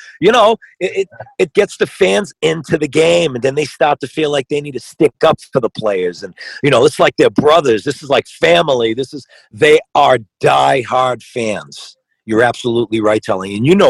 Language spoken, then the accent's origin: English; Boston, Massachusetts, United States; I grew up in Southie, right on the borderline of Dorchester. Southie, when I was growing up, was an all-white area.